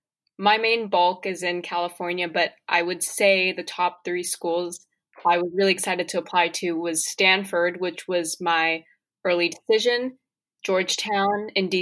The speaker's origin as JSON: {"language": "English", "country": "Singapore", "tie": "born or raised there", "said": "I was born in Singapore and I've been going to school here ever since."}